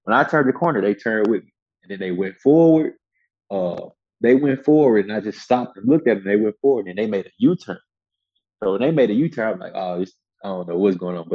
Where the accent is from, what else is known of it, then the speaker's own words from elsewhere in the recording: Memphis, Tennessee, United States; I'm just from Memphis.